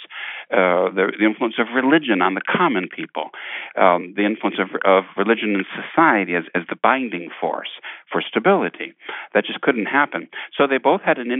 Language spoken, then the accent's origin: English; United States; I'm just an American.